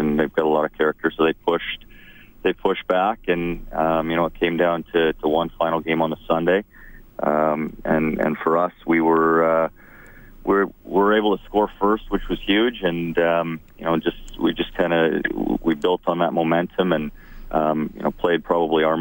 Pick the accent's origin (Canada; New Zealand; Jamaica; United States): Canada; Edmonton, Alberta; growing up in the Edmonton area here